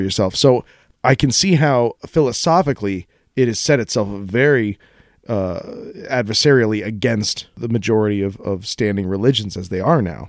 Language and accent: English; Colorado, United States; I grew up in Colorado